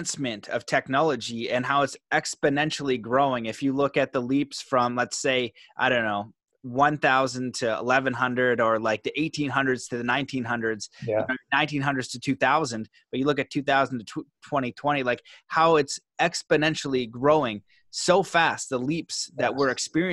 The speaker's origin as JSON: {"language": "English", "country": "Canada", "tie": "born or raised there", "said": "me growing up in Canada"}